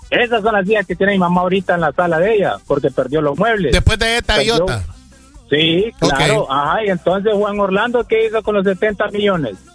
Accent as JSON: {"language": "Spanish", "country": "Honduras", "said": "yo soy hondureño"}